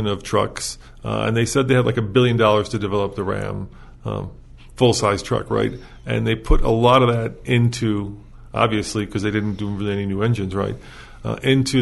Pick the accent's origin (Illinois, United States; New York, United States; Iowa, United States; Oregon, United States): Illinois, United States; Chicago; I grew up in Chicago